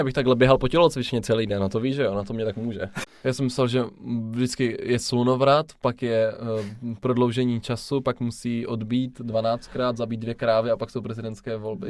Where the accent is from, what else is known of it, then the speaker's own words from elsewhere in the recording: Czechia; jsme se nenarodili v USA. Je tomu tak, narodili jsme se v České republice